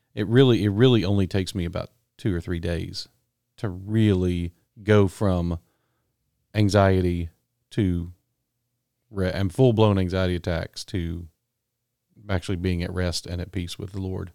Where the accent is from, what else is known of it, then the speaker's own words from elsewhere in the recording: Texas, United States; I grew up in Texas, but we never paid any attention to Texas sports in my family.